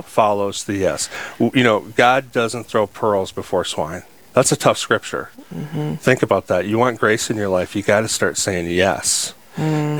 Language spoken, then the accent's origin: English; Sioux Falls, South Dakota, United States; I'm just a guy, born and raised in Sioux Falls, South Dakota